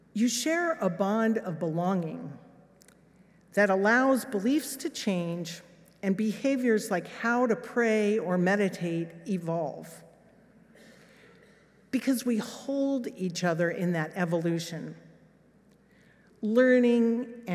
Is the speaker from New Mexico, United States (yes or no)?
yes; Los Alamos, New Mexico, United States; moved away; also born or lived in England; This was my hometown